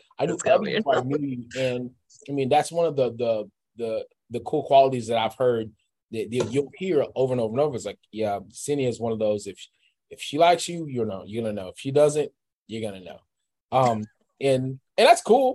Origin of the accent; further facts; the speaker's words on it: Texas, United States; I'm from Texas.